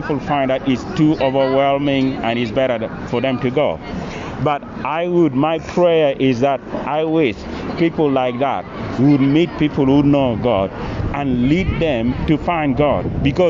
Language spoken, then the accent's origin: English; Uganda; When you talk about culture, I'm coming from an African culture. {S0} Where are you from exactly? {S1} From Uganda.